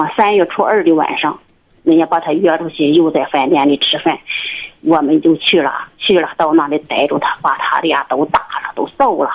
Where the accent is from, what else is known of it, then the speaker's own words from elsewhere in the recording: Liaocheng, Shandong, China; 我是，啊，流程地区